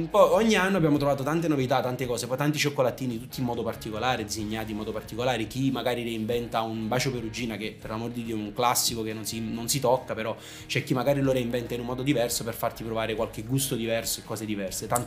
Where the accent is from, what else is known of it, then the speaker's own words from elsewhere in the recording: Naples, Campania, Italy; siamo napoletani